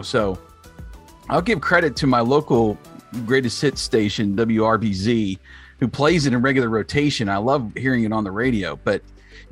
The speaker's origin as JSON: {"language": "English", "area": "about 30 minutes from Altoona", "region": "Pennsylvania", "country": "United States", "tie": "born or raised there", "said": "Altoona, Pennsylvania, which is about 30 minutes where I grew up"}